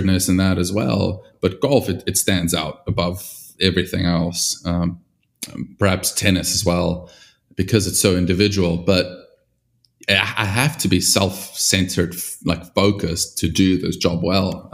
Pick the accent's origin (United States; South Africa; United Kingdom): South Africa; growing up in South Africa